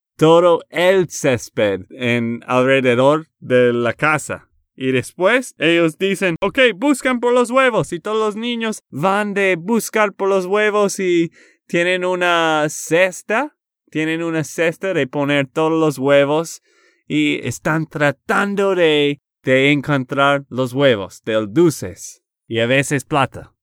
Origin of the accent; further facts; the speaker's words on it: Texas, United States; de Texas, Estados Unidos